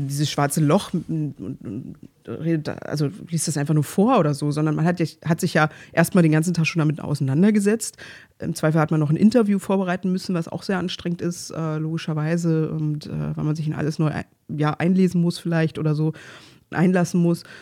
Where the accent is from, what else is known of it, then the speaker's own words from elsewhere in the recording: Berlin, Germany; ich komme halt aus Pankow